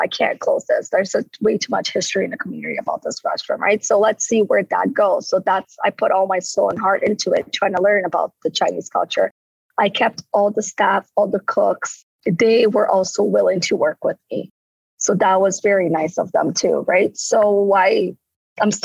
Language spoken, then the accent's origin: English; Rio de Janeiro, Brazil; now in St. Catharines, Canada; I'm from Rio